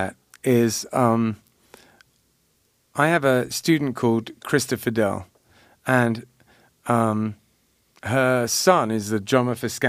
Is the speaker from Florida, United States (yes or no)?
yes; Loxahatchee, Florida, United States; accent: Florida; I was born in Loxahatchee.